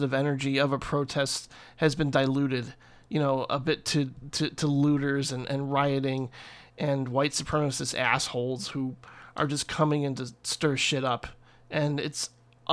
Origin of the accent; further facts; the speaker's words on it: Northwest Indiana, United States; where I grew up in Northwest Indiana, just out in Crown Point